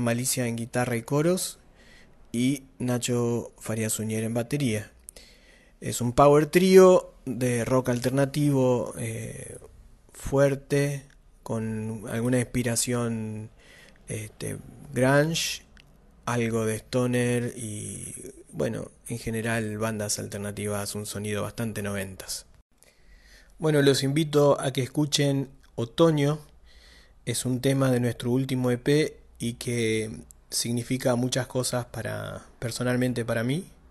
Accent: Santa Fe, Argentina; Somos de Santa Fe

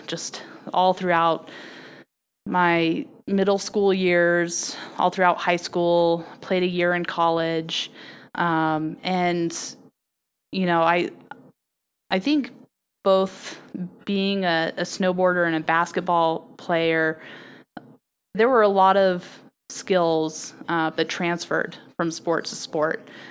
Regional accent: Salt Lake City, Utah, United States; moved away; I grew up in Salt Lake City, Utah

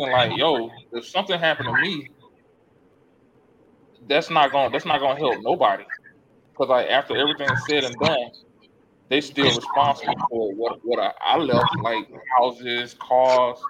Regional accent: South Florida, United States; I'm from South Florida

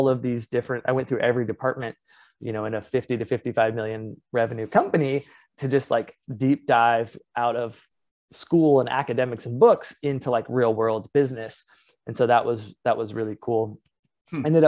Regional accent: Indianapolis, Indiana, United States; moved away as an adult; also born or lived in Los Angeles, California / Iowa City, Iowa; now in San Diego, United States; I was born on the West Coast, but actually raised in the Midwest

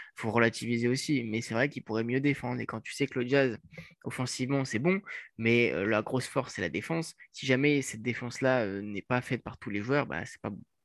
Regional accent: France; en tant que bon français

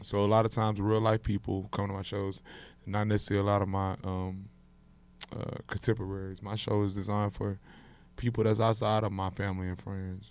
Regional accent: Houston, Texas, United States; I'm from Houston. Yeah. I perform in Houston. You know, and, you know, I'm from Houston, so I perform in my city

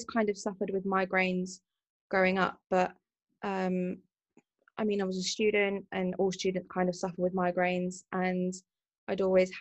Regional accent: London, United Kingdom; I'm from London

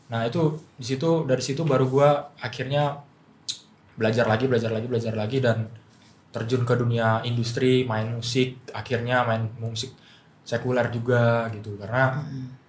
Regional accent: Medan, North Sumatra, Indonesia; now in Jakarta, Indonesia; Gua masuk ke sekolah musik kayak G B I kalau di Medan. Gua dari Medan

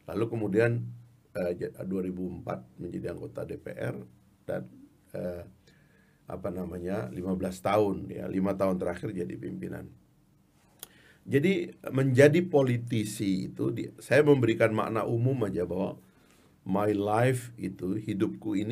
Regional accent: Sumbawa, West Nusa Tenggara, Indonesia; born there; kan saya ini kan orang kampung, lahir di Sumbawa. Dari keluarga orang kampung, ibu saya ibu rumah tangga

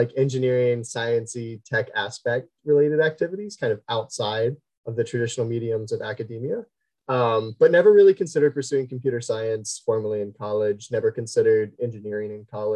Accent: Southwest Ohio, United States; born and raised Southwest Ohio

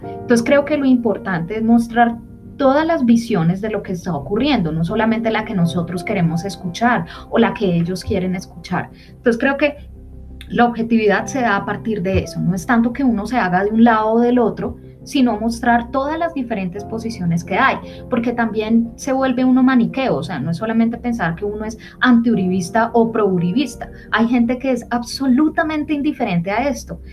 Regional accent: Colombia; como ciudadanos colombianos

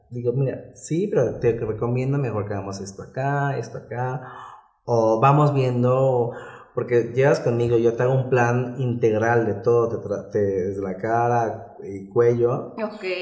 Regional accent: Veracruz, Mexico; now in Puebla, Mexico; No, soy de Veracruz. Ah, ok. Pero ya desde el 2009 estoy aquí en Puebla.

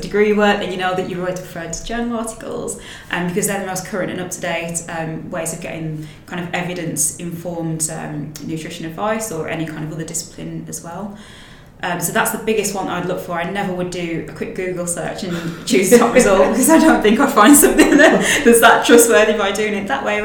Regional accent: Willenhall, West Midlands, United Kingdom; accent: Black Country (yam yam); So I'm from the West Midlands, a little town called Willenhall, and technically the area that I'm from is called Black Country. And people from that area are typically called yam yams because of the accent.

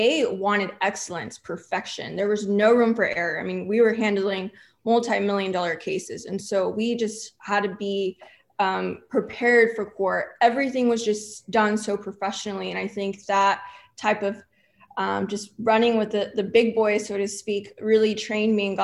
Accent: Corpus Christi, Texas, United States; first language English; now in Houston, United States; I am from Corpus Christi, Texas, which is a breeding ground for personal injury attorneys.

